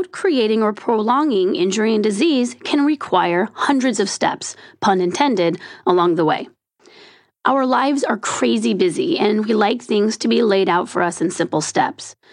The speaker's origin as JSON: {"language": "English", "region": "California", "country": "United States", "said": "sorry, I'm from California."}